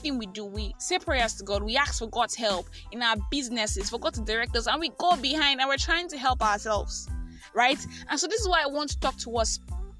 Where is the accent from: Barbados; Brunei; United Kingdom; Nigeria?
Nigeria; I am that Nigerian Christian talkaholic